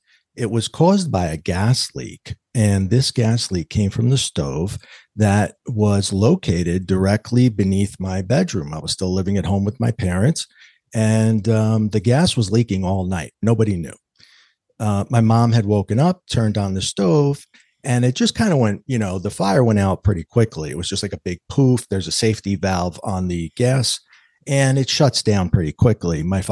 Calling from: New York, United States; Well, I come to you today from New York, actually the border of New York and New Jersey, the East Coast, a little chilly outside

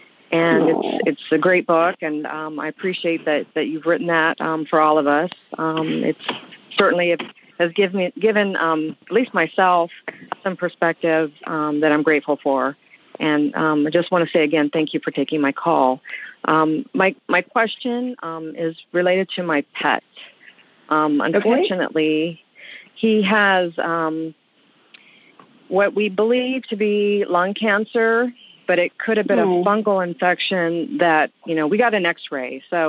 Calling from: Honolulu, Hawaii, United States; I'm calling from Honolulu.

